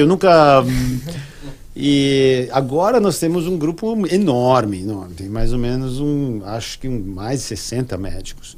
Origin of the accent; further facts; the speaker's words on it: São Paulo, Brazil; cresci em São Paulo, e, e, e na capital